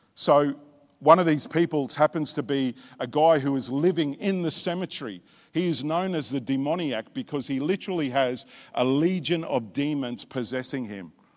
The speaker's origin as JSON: {"language": "English", "country": "Australia", "tie": "born or raised there", "also_born_or_lived": "Tonga", "said": "I was born in Tonga, but I was raised in Australia"}